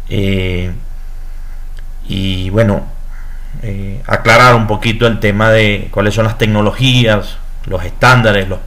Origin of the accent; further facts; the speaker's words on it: Venezuela; soy ingeniero electrónico, soy venezolano, soy consultor internacional